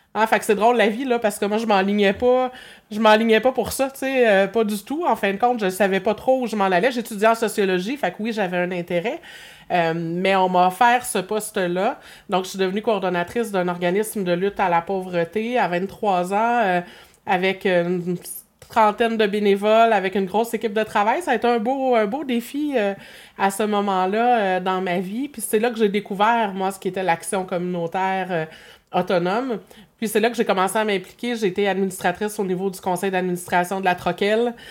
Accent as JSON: {"language": "French", "town": "Berthierville", "region": "Quebec", "country": "Canada", "tie": "born or raised there", "said": "je suis revenue dans mon patelin à Berthier"}